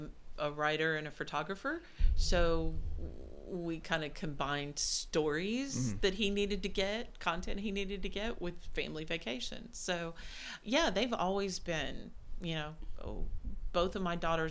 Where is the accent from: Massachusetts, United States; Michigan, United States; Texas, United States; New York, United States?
Texas, United States; Houston; I grew up in Houston